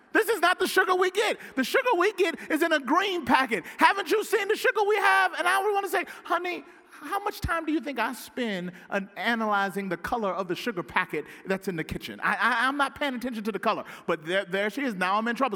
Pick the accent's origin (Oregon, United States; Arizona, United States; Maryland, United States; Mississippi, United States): Mississippi, United States; Pearl; moved away as an adult; now in Southern California, United States; Growing up in Pearl, Mississippi